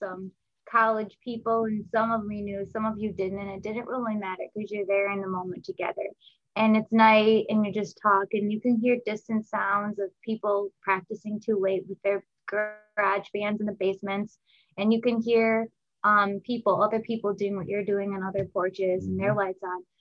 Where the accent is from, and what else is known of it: Milwaukee, Wisconsin, United States; born or raised there